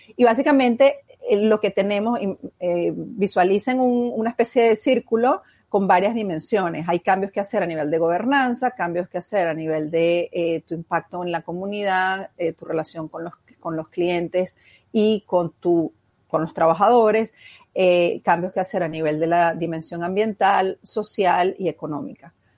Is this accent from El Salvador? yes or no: no; Venezuela; como venezolanos